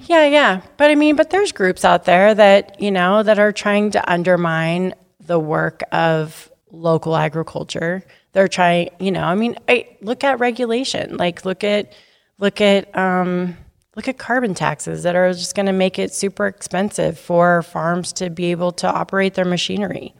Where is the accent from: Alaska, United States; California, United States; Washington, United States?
Washington, United States; Sumner; we're both from Sumner.